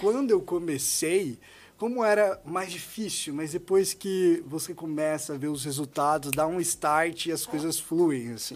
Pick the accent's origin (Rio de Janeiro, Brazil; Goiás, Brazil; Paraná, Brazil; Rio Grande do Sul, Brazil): Goiás, Brazil; moved away as an adult; also born or lived in Marília, São Paulo; now in São Paulo, Brazil; eu sou de Goiás, tá? Eu vim de Goiás, me formei no interior de São Paulo